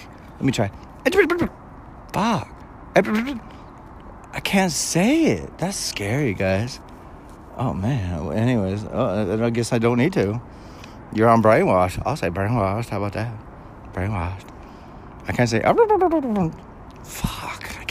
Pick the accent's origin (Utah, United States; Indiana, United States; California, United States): California, United States; I was born and raised in Cali